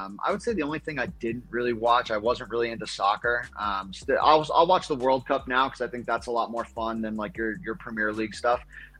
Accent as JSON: {"language": "English", "town": "Brooklyn", "region": "New York", "country": "United States", "said": "I am from Brooklyn. When I started watching football in the 90s, like I missed the LT era, so I wasn't a Giants fan."}